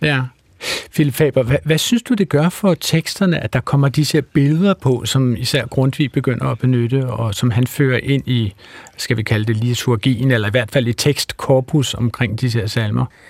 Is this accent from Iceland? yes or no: no; Wales, United Kingdom; now in Denmark; jeg er barnefødt i Wales og, og har sådan et bisprog og tosprog